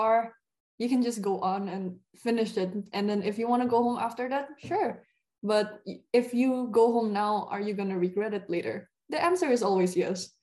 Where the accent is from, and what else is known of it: Indonesia; moved away as an adult; also born or lived in Germany